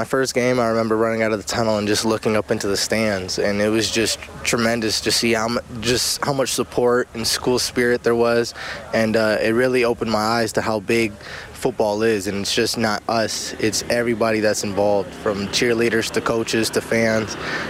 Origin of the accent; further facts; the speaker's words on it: Windsor, Ontario, Canada; I'd watch CFL from time to time, but just being so close to the border and being so close to Detroit, I really watched the Detroit Lions.